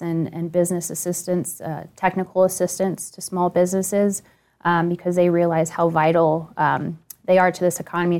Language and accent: English; Northern Virginia, United States; I grew up in Northern Virginia